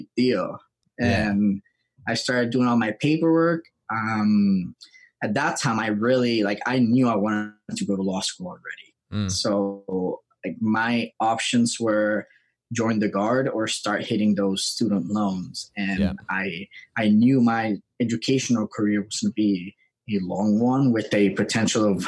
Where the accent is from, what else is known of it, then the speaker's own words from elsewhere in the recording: Puerto Rico; moved away as an adult; also born or lived in New Hampshire; I was born and raised in Puerto Rico. I lived there for 20 years.